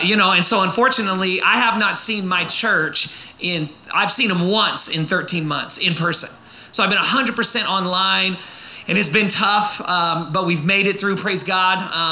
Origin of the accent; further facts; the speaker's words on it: Oakland, California, United States; now in Southern California, United States; I was born and raised in the Bay Area of East Bay of San Francisco, okay, area like real close to Oakland. And so today you might notice that. I don't live there anymore. I live in Southern California now. I left Oakland, but there's a part of Oakland that has never left me